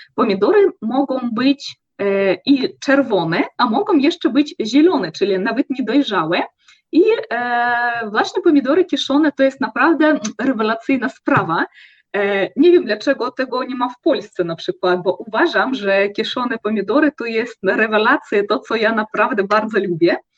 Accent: Russia; u nas w Rosji

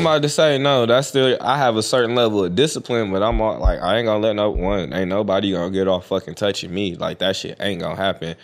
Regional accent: United States; I'm an American Indian.

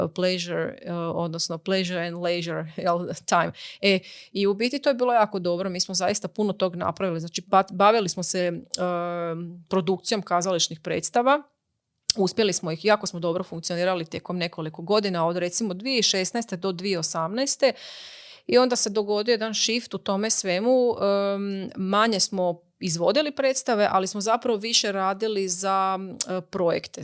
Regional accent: Croatia; kod nas u Hrvatskoj

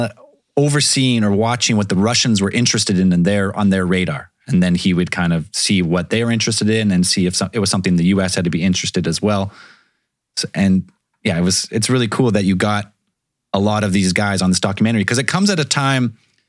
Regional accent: Canada; we're Canadian, so we lose some of those terms.

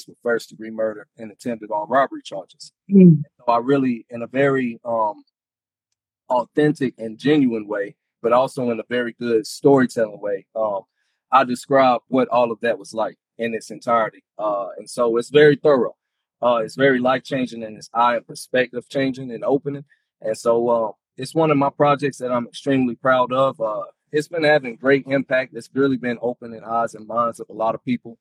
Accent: Sanford, North Carolina, United States; now in Texas, United States; I'm originally from Sanford, North Carolina. I now reside in Texas

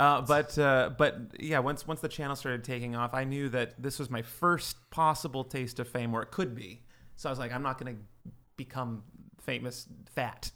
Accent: Livermore, California, United States; now in Los Angeles, United States; I grew up in uh, in Livermore, uh, California, very small town

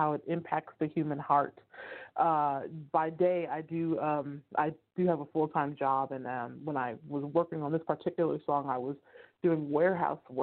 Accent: Oakland, California, United States; moved away as an adult; now in San Joaquin County, United States; I am from Northern California, Bay Area, Oakland. I have been gentrified. I now live in San Joaquin County, but I am from the Bay Area, so Northern California

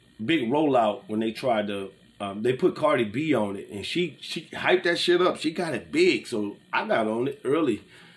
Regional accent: Gulf Coast, United States; I'm from the Gulf Coast.

